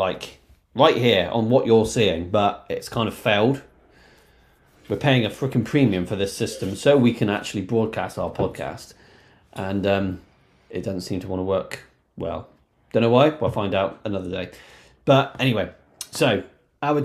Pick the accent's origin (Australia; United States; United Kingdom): United Kingdom; South West England; We're from the Shire, the southwest of England